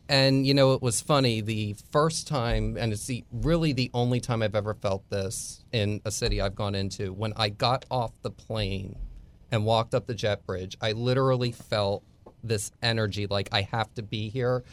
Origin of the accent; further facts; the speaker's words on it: Bucks County, Pennsylvania, United States; moved away as an adult; also born or lived in Philadelphia / Tampa; now in Texas, United States; I grew up about twenty minutes from where Washington crossed the Delaware.